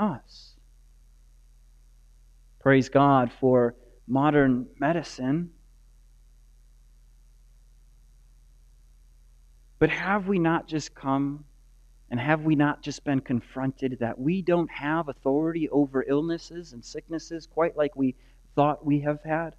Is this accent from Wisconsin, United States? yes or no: yes; Green Bay, Wisconsin, United States; I grew up on the Bay of Green Bay